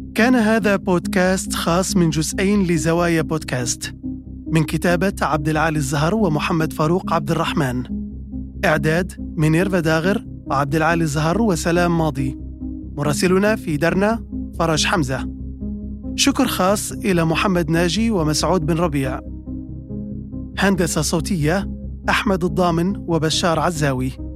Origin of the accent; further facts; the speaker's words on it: between Bayda and Derna, a village of Jebel Akhdar, Libya; now in Washington, United States; كشخص ينحدر من إحدى قرى الجبل الأخضر في منتصف المسافة تماما بين مدينتي البيضة ودرنا